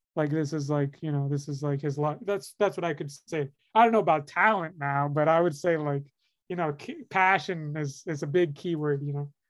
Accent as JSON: {"language": "English", "town": "Miami", "region": "Florida", "country": "United States", "said": "where I'm from, I come from Miami, Florida"}